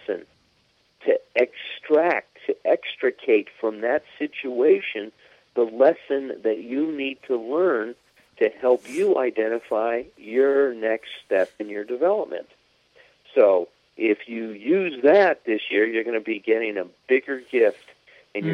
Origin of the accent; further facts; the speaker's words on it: Chicago, Illinois, United States; I grew up in Chicago, I was on the Northwest Side